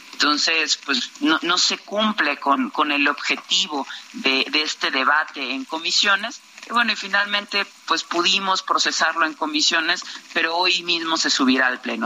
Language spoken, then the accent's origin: Spanish; Veracruz, Mexico; yo soy veracruzana